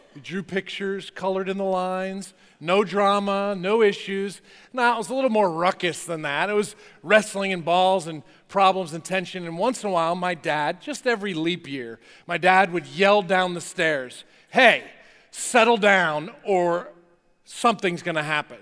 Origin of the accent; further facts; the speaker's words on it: New Jersey, United States; I grew up in North Jersey.